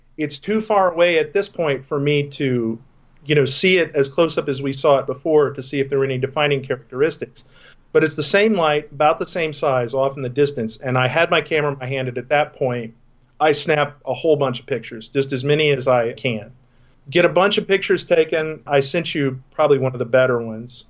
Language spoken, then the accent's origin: English; Texas, United States; moved away; I grew up in Texas